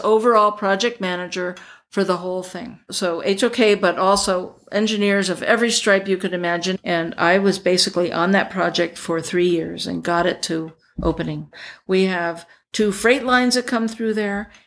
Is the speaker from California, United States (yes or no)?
no; Pennsylvania, United States; now in Los Angeles, United States; bought a place in my hometown in Pennsylvania